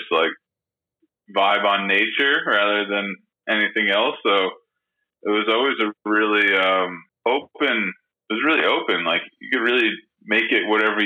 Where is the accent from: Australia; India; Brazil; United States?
United States; Wainscott, New York; I grew up in Waynescott, which is like a much smaller, I mean, in my eyes, the lesser known little hamlet of the Hampton's